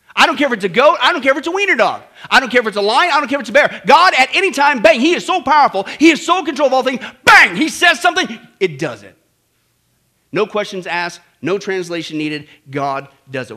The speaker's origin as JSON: {"language": "English", "region": "Kansas", "country": "United States", "tie": "born or raised there", "said": "I grew up in Kansas."}